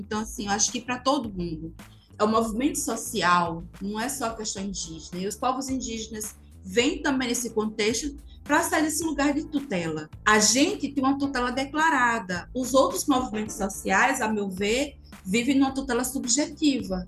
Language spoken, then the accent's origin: Portuguese; Pankararu people, Sertão Pernambucano, Pernambuco, Brazil; sou indígena, sou do povo Pancararu, venho do Bimacatinga